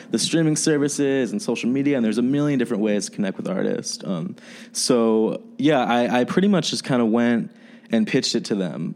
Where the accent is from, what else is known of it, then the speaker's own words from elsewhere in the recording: New Jersey, United States; moved away as an adult; now in Chicago, United States; I'm from New Jersey. I'm from the East Coast, but um, I've been in Chicago for uh, about like three years now